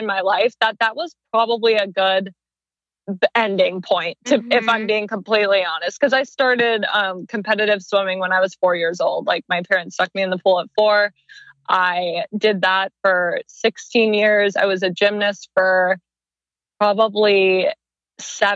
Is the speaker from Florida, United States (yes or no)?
no; Arizona, United States; moved away as an adult; now in Los Angeles, United States; I'm originally from Arizona.